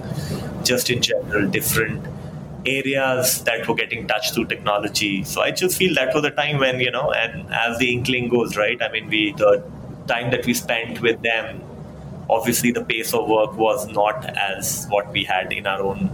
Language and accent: English; Faridabad, Haryana, India; I come from Faridabad